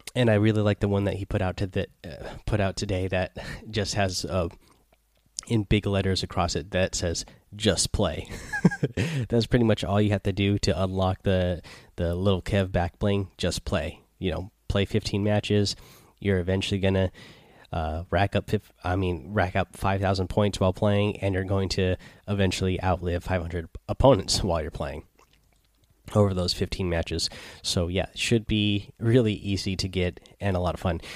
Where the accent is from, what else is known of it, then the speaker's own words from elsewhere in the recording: Seattle, Washington, United States; I'm from Seattle, so I like that 206 number